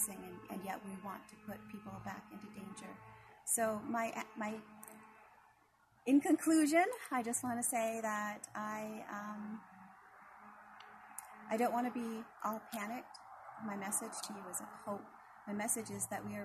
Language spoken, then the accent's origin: English; Confederated Salish and Kootenai Tribes, Montana, United States; I come from the Confederate Salish and Kootenai tribes